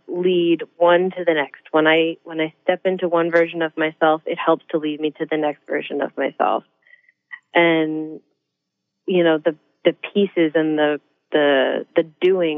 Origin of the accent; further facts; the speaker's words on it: Newport, Rhode Island, United States; being a girl from Newport, Rhode Island